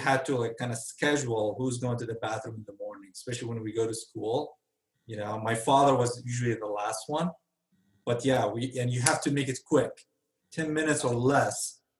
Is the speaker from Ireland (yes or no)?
no; Benghazi, Libya; Benghazi, Libya.